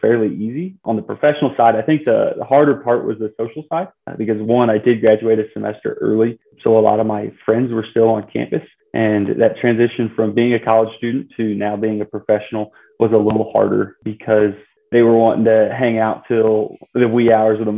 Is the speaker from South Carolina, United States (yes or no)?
no; Bowling Green, Missouri, United States; I originally grew up in Bowling Green, Missouri